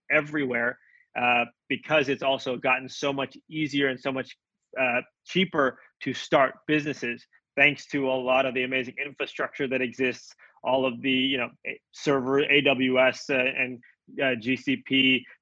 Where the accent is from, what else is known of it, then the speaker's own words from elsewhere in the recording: Jakarta, Indonesia; now in United States; We grew up together in Indonesia. we were both expats there, uh, living and studying at the same school, uh, the Jakarta International School.